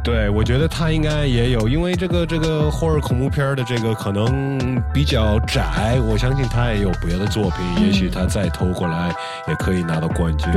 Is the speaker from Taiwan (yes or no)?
no; United States; 我一个来自美国的中国人